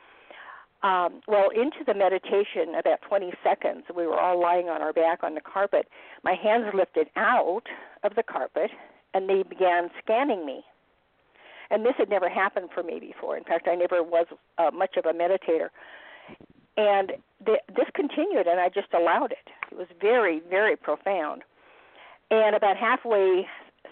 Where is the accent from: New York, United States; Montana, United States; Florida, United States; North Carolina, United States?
Montana, United States; moved away as an adult; also born or lived in Los Angeles; I was back in Montana, which is my home state